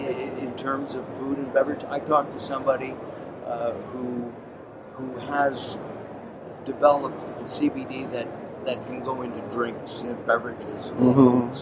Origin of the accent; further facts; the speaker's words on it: California, United States; I'm from California